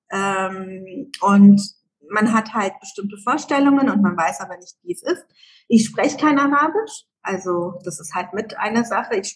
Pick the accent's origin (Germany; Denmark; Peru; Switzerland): Germany; Ich bin in Deutschland in den Kindergarten gegangen, groß geworden, Schule, Gymnasium, Abitur, Studium, alles in Deutschland, ne?